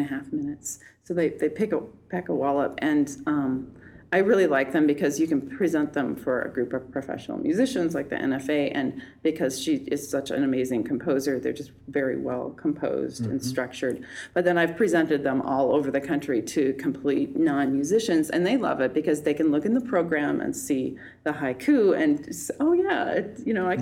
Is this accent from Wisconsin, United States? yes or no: yes; Fort Atkinson, Wisconsin, United States; moved away as an adult; also born or lived in New York; now in Twin Cities, United States; I'm originally from Fort Atkinson, Wisconsin, which has about 10,000 people, and it's halfway between Madison and Milwaukee. And so I grew up there